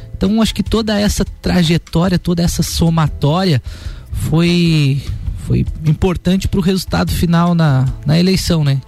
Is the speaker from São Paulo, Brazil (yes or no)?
no; Otacílio Costa, Santa Catarina, Brazil; Eu nasci e fui criado lá em Otacílio Costa